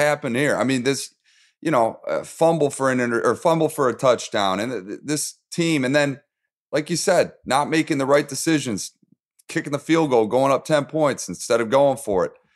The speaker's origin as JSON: {"language": "English", "town": "Detroit", "region": "Michigan", "country": "United States", "tie": "born or raised there", "said": "my hometown, Detroit"}